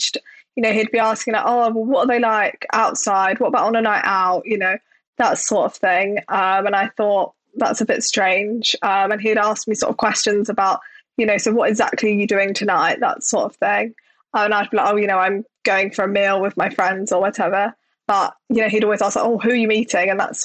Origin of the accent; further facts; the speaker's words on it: London, United Kingdom; I grew up in Southeast London